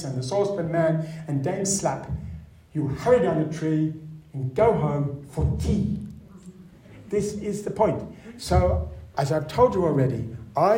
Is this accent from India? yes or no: no; Sydney, New South Wales, Australia; I was brought up in Lane Cove.